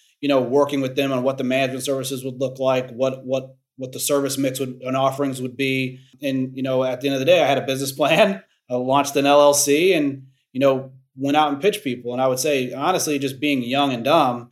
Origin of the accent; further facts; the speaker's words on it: Cleveland, Ohio, United States; I'm from Cleveland, Ohio